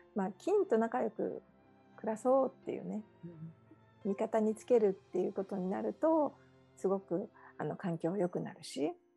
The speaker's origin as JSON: {"language": "Japanese", "region": "Okinawa", "country": "Japan", "tie": "born or raised there", "moved": "as an adult", "lives_now": "Hawaii, United States", "said": "出身は沖縄なんですけれども"}